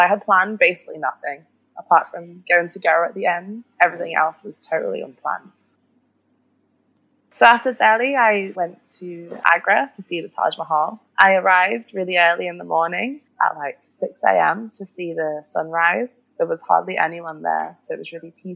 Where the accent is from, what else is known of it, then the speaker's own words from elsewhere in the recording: Liverpool, North West England, United Kingdom; moved away as an adult; now in Barcelona, Spain; originally I'm from Liverpool, which is in the north of England